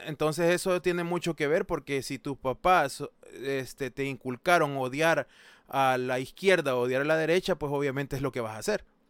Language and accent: Spanish; El Salvador; now in United States; nosotros somos personas que no vivimos en El Salvador, pero somos de El Salvador.